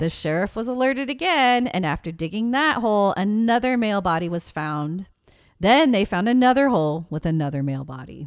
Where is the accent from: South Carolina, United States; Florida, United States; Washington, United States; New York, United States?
Washington, United States; Seattle; moved away; my hometown, Seattle, Washington